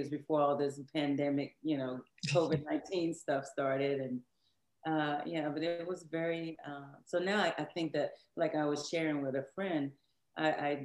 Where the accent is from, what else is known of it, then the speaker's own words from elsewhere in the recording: Shreveport, Louisiana, United States; also born or lived in Houston, Texas; now in Dallas, United States; I'm from Houston, Texas, but I was raised in Shreveport, Louisiana. So now I live in Dallas, Texas.